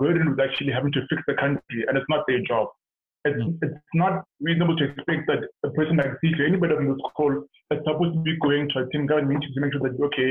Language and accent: English; South Africa; moved away; being a South African